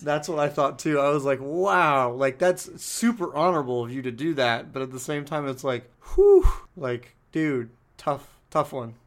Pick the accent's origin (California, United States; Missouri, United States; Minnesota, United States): California, United States; San Diego; I grew up in San Diego watching the Lakers play